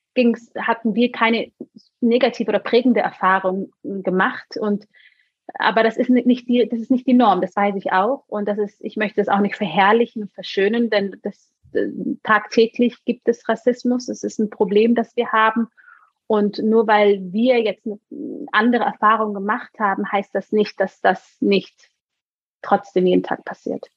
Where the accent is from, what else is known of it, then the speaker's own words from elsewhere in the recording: Germany; also born or lived in Munich; wir in einem Dorf groß geworden sind